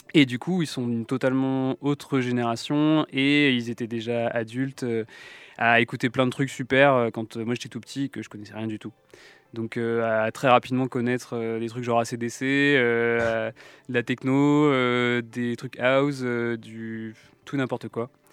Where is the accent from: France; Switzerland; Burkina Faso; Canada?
France; Lorient, Brittany; also born or lived in Brest; now in Nantes, France; j'ai grandi à Lorient